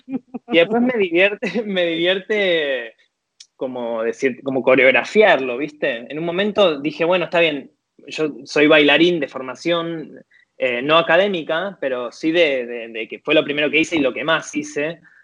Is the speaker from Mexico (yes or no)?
no; Tigre, Buenos Aires Province, Argentina; moved away as an adult; now in Paris, France; nací en Tigre, provincia de Buenos Aires